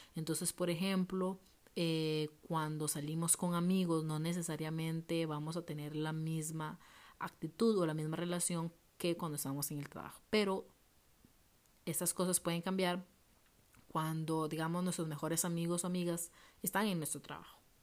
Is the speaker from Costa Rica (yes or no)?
yes; Liberia, Guanacaste, Costa Rica; moved away as an adult; now in Heredia, Costa Rica; yo crecí y viví en Liberia em, y me vine a vivir Heredia